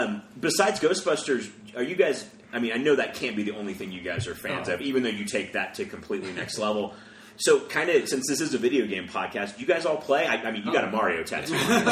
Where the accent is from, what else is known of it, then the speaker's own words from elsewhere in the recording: Buford, Georgia, United States; now in Denver, United States; I'm from Atlanta.